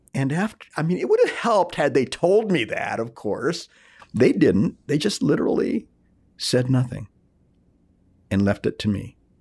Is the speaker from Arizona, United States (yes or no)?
yes; Nogales, Arizona, United States; first language Spanish; English is a second language; I was born in Nogales, Arizona, on the border between uh, Arizona and Mexico